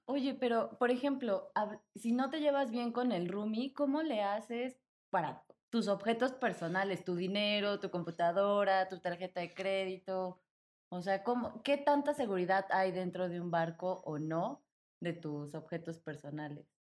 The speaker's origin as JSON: {"language": "Spanish", "country": "Mexico", "said": "yo soy de México"}